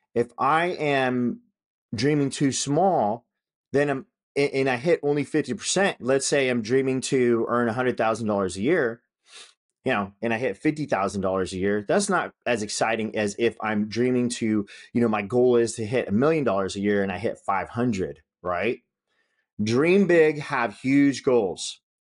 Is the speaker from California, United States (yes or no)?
yes; Northern California, United States; I grew up in Northern California.